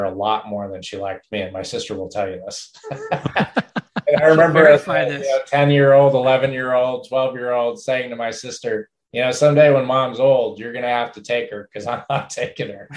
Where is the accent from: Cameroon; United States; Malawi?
United States; Albany, New York; moved away as an adult; now in Redding, United States; I grew up in upstate New York. I was born down in New York City, but grew up in Albany primarily